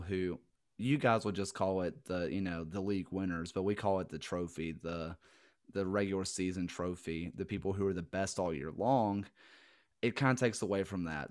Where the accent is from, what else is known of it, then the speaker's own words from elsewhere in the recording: the South, United States; accent: Southern; being from the South